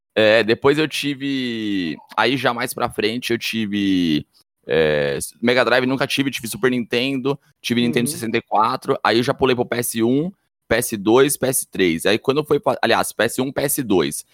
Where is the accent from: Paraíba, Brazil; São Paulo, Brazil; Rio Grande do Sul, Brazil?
São Paulo, Brazil; Guarulhos; eu nasci em Guarulhos, em março de 91